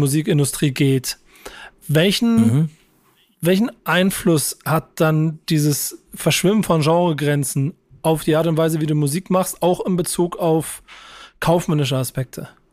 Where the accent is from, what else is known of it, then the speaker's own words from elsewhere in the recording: Hamburg, Germany; das bin Hamburger